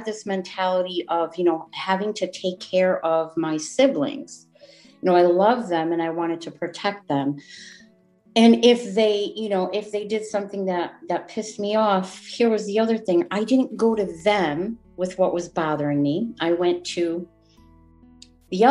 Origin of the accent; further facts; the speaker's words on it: Wolcott, Connecticut, United States; where I grew up in Woolcott, Connecticut. I've been a resident of Connecticut my whole 57 years.